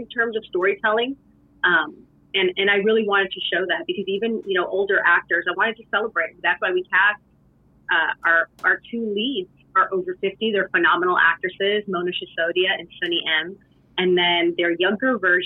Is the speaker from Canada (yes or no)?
yes; Canada; my story as a Canadian